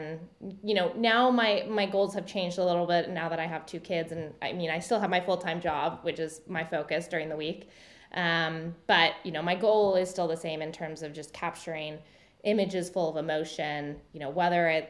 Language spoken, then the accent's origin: English; Charlottesville, Virginia, United States; I'm from Charlottesville, Virginia, and there's an Orvis there